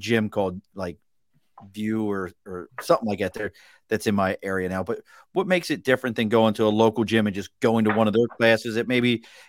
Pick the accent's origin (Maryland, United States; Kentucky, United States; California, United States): Maryland, United States; Baltimore; moved away; Where I grew up in Baltimore is just insanity traffic.